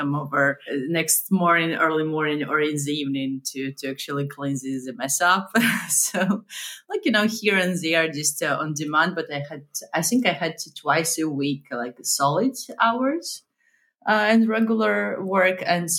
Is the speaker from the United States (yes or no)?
no; Minsk, Belarus; moved away; also born or lived in Berlin; I was born and raised in Minsk, Belarus, a post-Soviet country